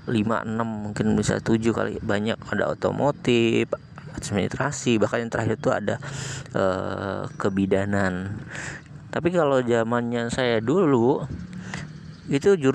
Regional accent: Kalianda, Lampung, Indonesia; born there; saya lahir di Kalianda Lampung Selatan di 28 tahun yang lalu

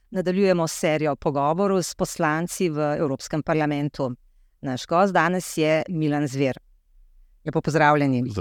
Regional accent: Slovenia; Kje pa se vam zdi, da je Slovenija, da smo Slovenci tako zelo ogroženi?

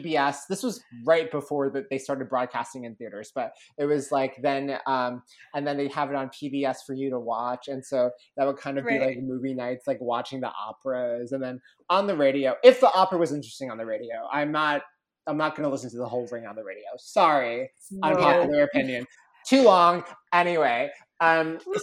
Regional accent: Connecticut, United States; the town where I grew up in Connecticut

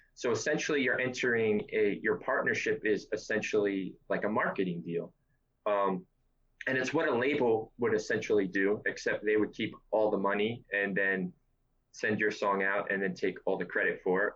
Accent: New York City, New York, United States; I'm from New York City. I've always been from New York City, and I'm 32 years old

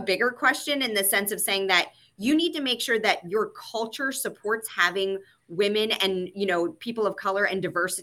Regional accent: the South, United States; moved away; I am originally from the South, so I am a big like honey, sweetie, like all of that kind of stuff naturally as a part of my language.

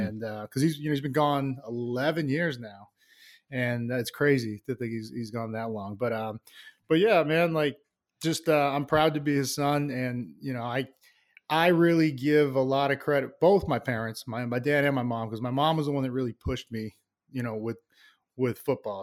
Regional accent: Plainville, Massachusetts, United States; I love growing up there. Uh, small town, Plainville, Massachusetts

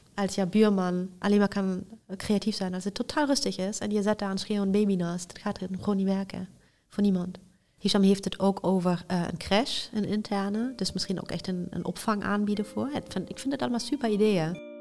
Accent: Aachen, North Rhine-Westphalia, Germany; ik ben geboren en getogen in Aken

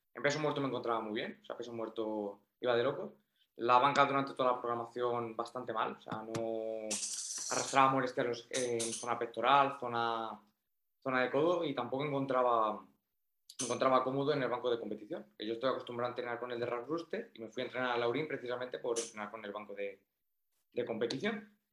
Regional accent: Toledo, Castilla-La Mancha, Spain; now in Málaga, Spain; yo soy de Toledo, pero bueno, me he venido, aquí a vivir a Málaga

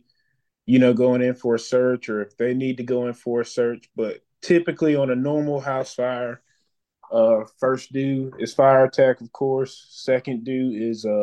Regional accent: Philadelphia, Pennsylvania, United States; now in Atlanta, United States; I grew up in West Philadelphia

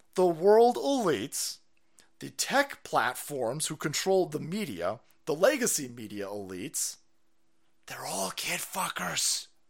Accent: United States; as an American

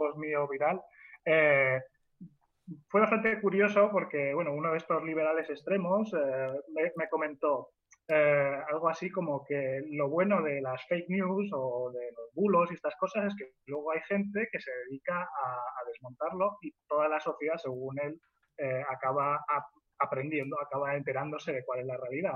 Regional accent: Mallorca, Balearic Islands, Spain; also born or lived in Albacete; now in Madrid, Spain; Básicamente soy un alemán de Mallorca eh, que ha emigrado a Albacete

